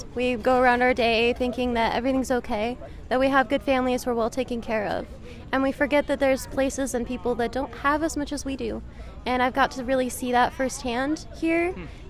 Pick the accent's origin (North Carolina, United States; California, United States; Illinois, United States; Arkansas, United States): Arkansas, United States; Conway; I am from Conway, Arkansas.